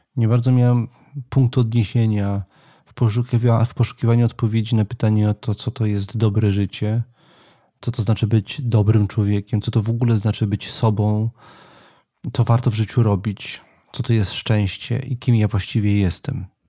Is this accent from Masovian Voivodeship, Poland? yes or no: yes; Warsaw, Masovian Voivodeship, Poland; jestem z, z, z urodzenia warszawiakiem i jednym z takich częstych miejsc moich przechadzek była warszawska